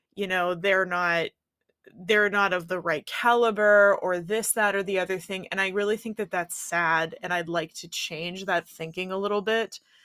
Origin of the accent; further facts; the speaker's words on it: Pittsburgh, Pennsylvania, United States; my hometown, Pittsburgh